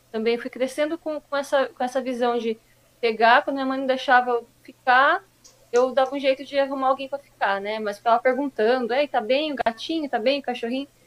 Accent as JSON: {"language": "Portuguese", "town": "Mogi das Cruzes", "region": "São Paulo", "country": "Brazil", "tie": "born or raised there", "said": "É, eu nasci em Mogi, né? Eu praticamente é, cresci, nasci em Mogi, cresci no Mogi Moderno, né?"}